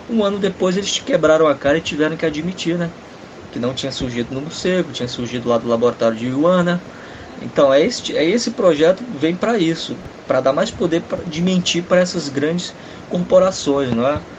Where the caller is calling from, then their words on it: Santa Teresa do Silvino, Brazil; aqui da Santa Teresa do Silvino.